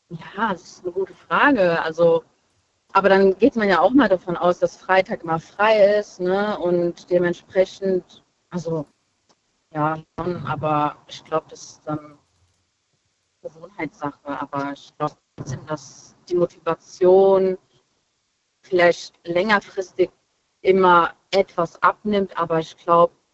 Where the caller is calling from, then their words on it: Hesse, Germany; Äh, ich komme aus äh, Nähe Limburg.